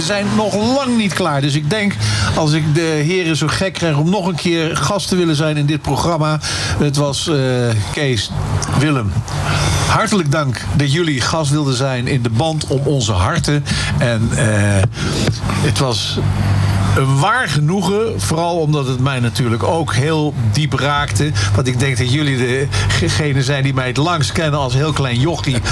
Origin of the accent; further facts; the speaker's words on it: Klein Warnsborn, Gelderland, Netherlands; Klein Warnsborn het huis waar ik geboren ben